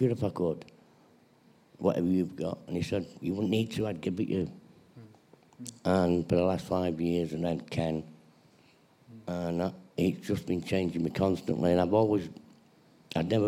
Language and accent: English; Manchester, North West England, United Kingdom; I'm born in Manchester. I've got a brother and sister. I grew up believing in Jesus